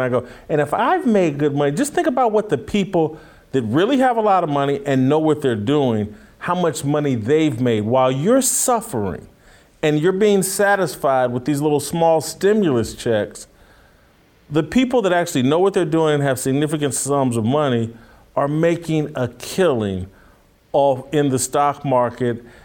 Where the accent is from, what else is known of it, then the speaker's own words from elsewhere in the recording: near Greenwood, Indiana, United States; in my hometown, my home state, uh, Greenwood, Indiana